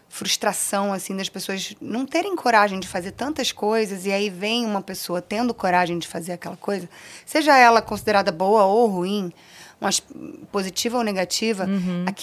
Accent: Rio de Janeiro, Brazil; Eu nasci na Beneficência Portuguesa, no Rio de Janeiro, se eu não me engano, é na Tijuca, tá, gente? Eu não tenho certeza. É, e passei a minha infância no Recreio de Bandeirantes, na zona oeste do Rio

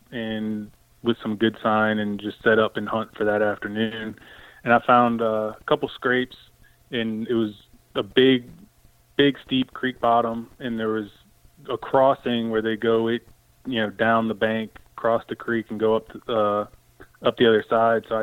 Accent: East Coast, United States; I grew up on the East Coast.

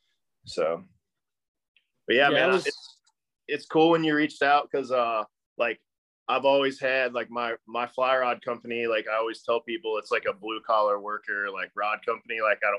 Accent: Kentucky, United States; kind of like in that tri-state little area. So super Northern Kentucky. That's why I don't sound like I'm from Kentucky

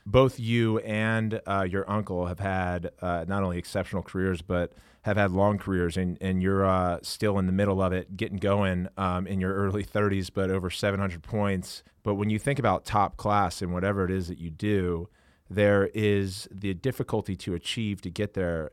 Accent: Maryland, United States; now in Los Angeles, United States; growing up in Maryland, as I was an hour and a half or so away from Baltimore

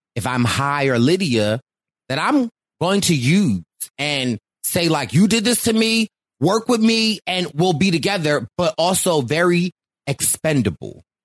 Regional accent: Philadelphia, Pennsylvania, United States; I am from Philly.

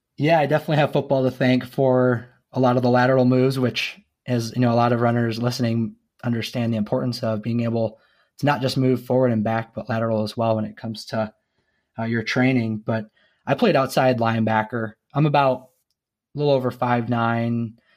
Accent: Zeeland, Michigan, United States; moved away as an adult; now in Kansas City, United States; I'm originally from Zealand, Michigan, but I, I'm now in Kansas City, Missouri

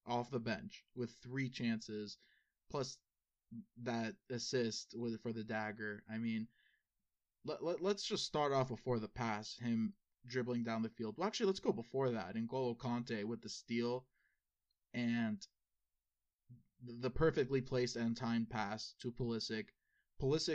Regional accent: United States; we are American

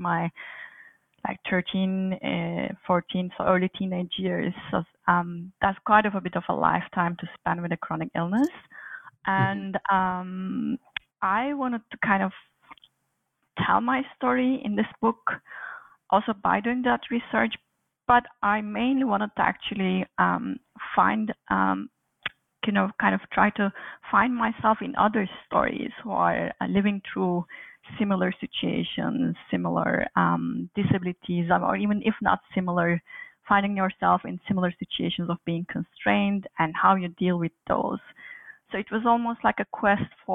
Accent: Turkey; moved away as an adult; also born or lived in Aberystwyth, Wales; now in Montreal, Canada; I was born and raised in Turkey, did most of my higher education in Turkey

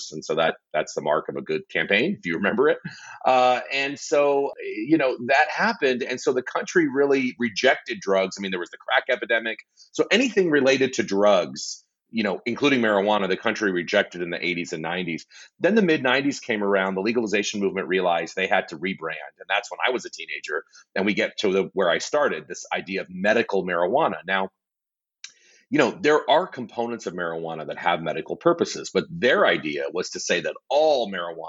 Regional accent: Southern California, United States; I grew up in Southern California, not far from Disneyland and Anaheim

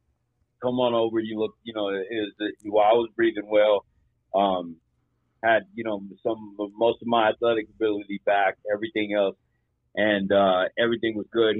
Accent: Plainview, Texas, United States; I come back to my hometown here in Plainview, Texas

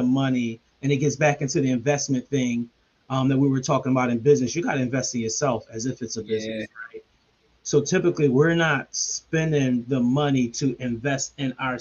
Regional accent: Philadelphia, Pennsylvania, United States; I'm from Logan, Tenth and Lindley

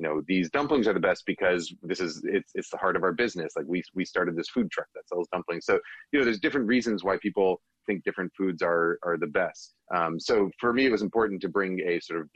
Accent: New York, United States; now in Bay Area, United States; I grew up in New York

